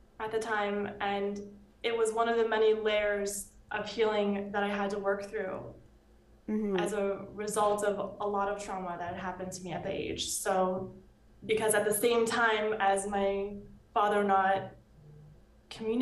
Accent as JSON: {"language": "English", "town": "Los Angeles", "region": "California", "country": "United States", "tie": "born or raised there", "said": "So I'm from Los Angeles, California, born and raised"}